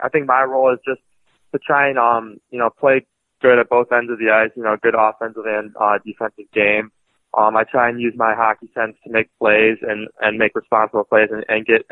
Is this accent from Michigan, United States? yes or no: yes; Oak Park, Michigan, United States; now in Fargo, United States; I'm from Detroit, Michigan, specifically Oak Park.